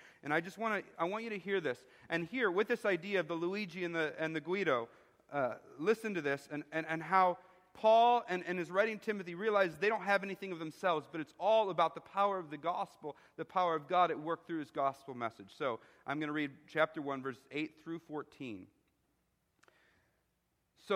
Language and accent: English; Chicago, Illinois, United States; moved away; I'm from Chicago